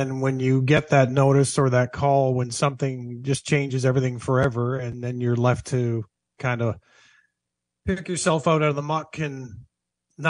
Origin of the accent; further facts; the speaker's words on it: Southern Ontario, Canada; growing up in Southern Ontario